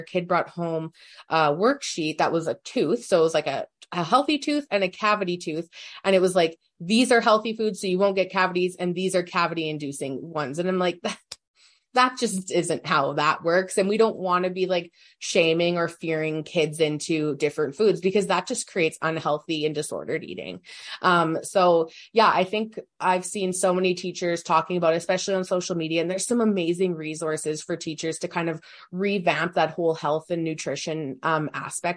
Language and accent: English; Saskatoon, Saskatchewan, Canada; grew up in Saskatoon.